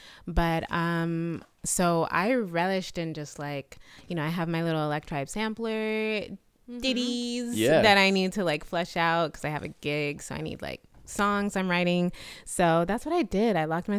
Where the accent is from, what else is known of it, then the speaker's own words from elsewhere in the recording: United States; accent: American; I have a little complex around my American accent.